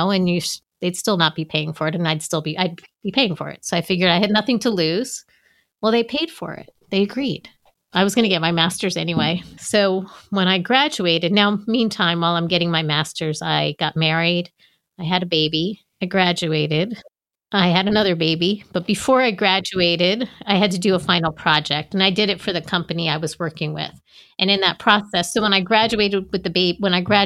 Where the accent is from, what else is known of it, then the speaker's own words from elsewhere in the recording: United States; moved away as an adult; now in Maryland, United States; I'm from New York, New Jersey